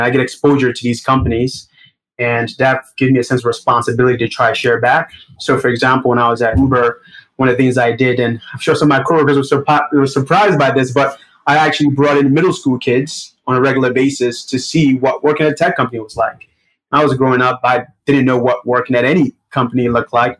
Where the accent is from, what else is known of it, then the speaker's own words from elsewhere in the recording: New York City, New York, United States; accent: Brooklyn; also born or lived in Nigeria; I was born in Nigeria, but my family immigrated to United States when I was about seven years old, and since then, I've been living in Brooklyn